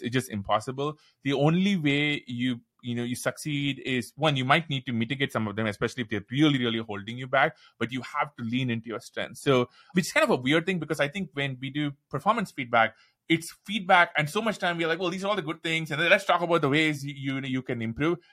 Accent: India; accent: Indian; moved away as an adult; also born or lived in Seattle, United States; now in United States; When I moved to the U S, I said, "Look, my accent is super intense. I'm Indian

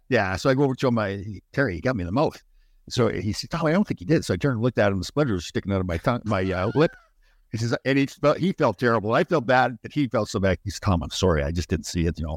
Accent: Brampton, Ontario, Canada; I grew up in Brampton.

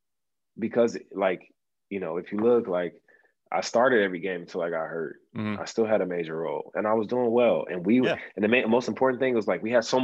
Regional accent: Auburn Hills, Michigan, United States; it was at the Palace, you know, my hometown.

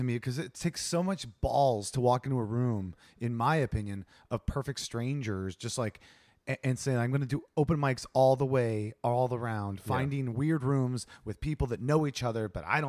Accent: Ohio, United States; I'm from a very small town in Ohio of 800 people.

